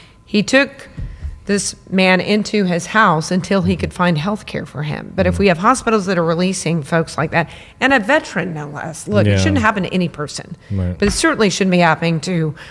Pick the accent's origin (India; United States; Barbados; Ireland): United States; San Antonio, Texas; being born and raised in San Antonio, I feel like my DNA is here.